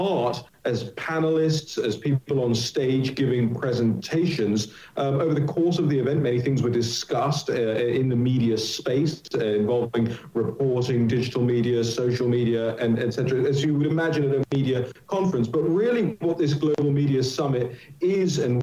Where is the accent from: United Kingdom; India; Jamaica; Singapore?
United Kingdom; now in United States; my home country of the United Kingdom